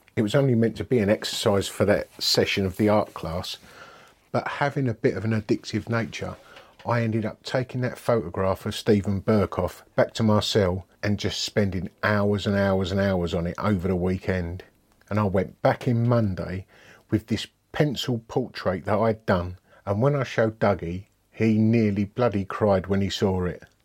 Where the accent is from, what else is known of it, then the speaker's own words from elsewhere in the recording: Dagenham, London, United Kingdom; I grew up in Dagenham, Essex.